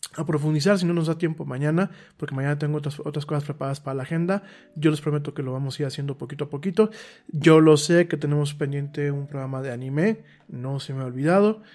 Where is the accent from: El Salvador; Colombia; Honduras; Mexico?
Mexico; Yo ya no me considero ciudadano solamente mexicano